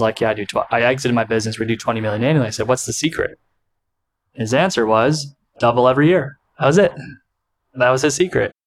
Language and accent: English; United States; accent: American; my American accent